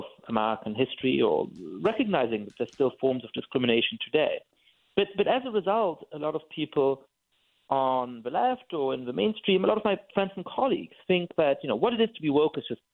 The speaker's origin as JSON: {"language": "English", "country": "Germany", "tie": "born or raised there", "said": "I'm Jewish and I grew up in Germany"}